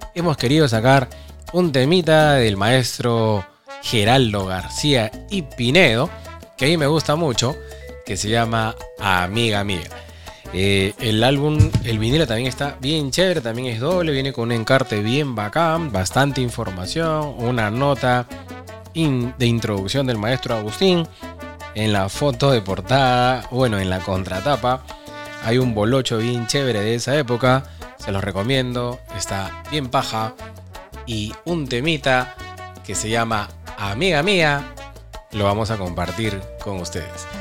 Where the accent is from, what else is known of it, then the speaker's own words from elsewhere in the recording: Peru; Soy peruano.